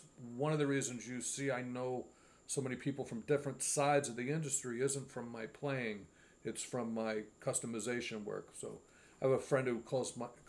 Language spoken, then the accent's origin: English; Hyde Park, New York, United States; when I was growing up here in the, I'm from Hyde Park, so the Poughkeepsie area